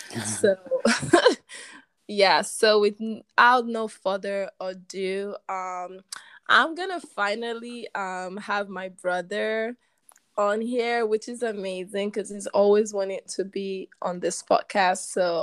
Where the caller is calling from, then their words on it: Warsaw, Masovian Voivodeship, Poland; Okay, and I'm obviously speaking from Warsaw, Poland.